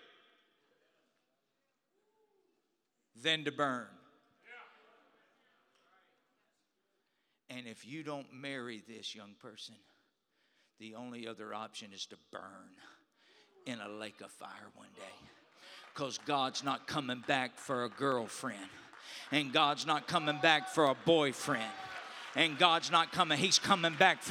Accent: Louisiana, United States; I'm from Louisiana

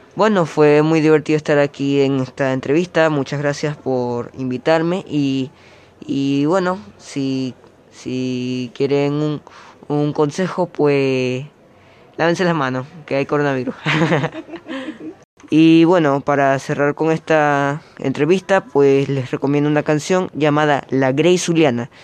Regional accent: Venezuela; now in Uruguay; Soy de Venezuela

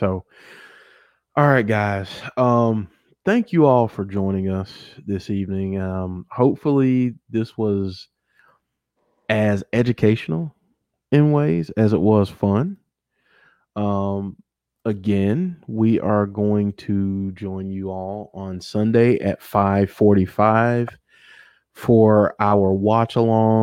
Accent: the South, United States; I'm from the South

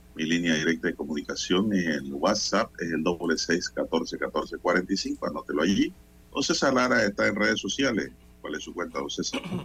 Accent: Panama; como panameño

